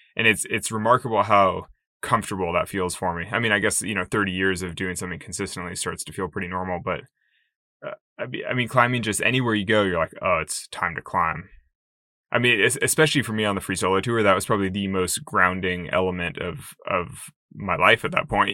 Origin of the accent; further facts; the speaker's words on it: Sacramento, California, United States; a climbing gym opened in Sacramento, in my hometown